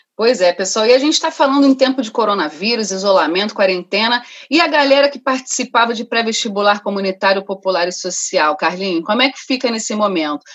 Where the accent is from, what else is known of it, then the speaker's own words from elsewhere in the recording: Rio de Janeiro, Brazil; also born or lived in Rocinha, Rio de Janeiro; sou cria de Madureira